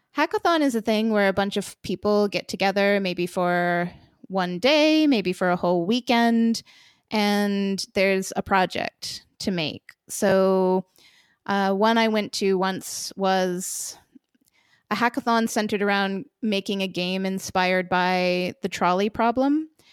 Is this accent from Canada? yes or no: no; Vermont, United States; also born or lived in United Kingdom / Poland; now in Lithuania; I grew up in the United States, in a wacky little state called Vermont, and I left home pretty early, to start traveling and never stopped